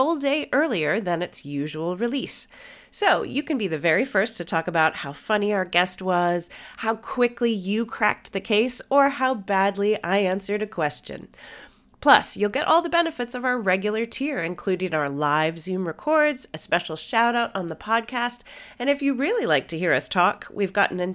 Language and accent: English; United States; I'm the only American up here